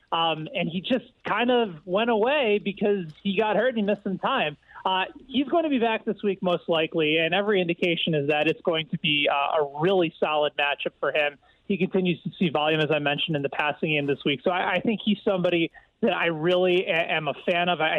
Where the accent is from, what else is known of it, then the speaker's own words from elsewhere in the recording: Chicago, Illinois, United States; also born or lived in Indiana; I grew up in the Chicago area